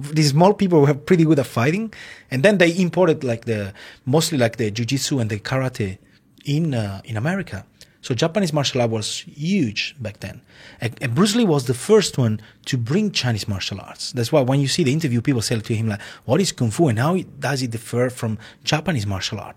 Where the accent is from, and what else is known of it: Italy; born or raised there; English is a second language